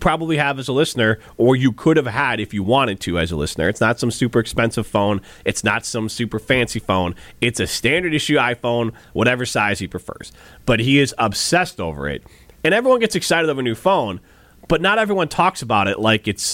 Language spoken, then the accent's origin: English; near Milwaukee, Wisconsin, United States; I grew up near Milwaukee